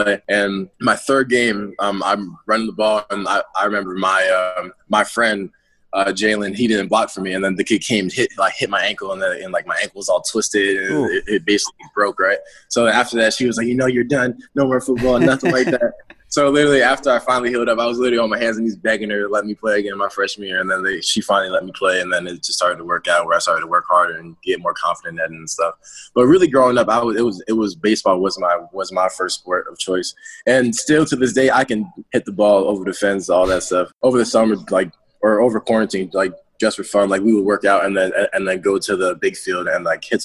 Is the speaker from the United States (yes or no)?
yes; New Jersey, United States; I'm from Jersey, born and raised, lived in the same house my entire life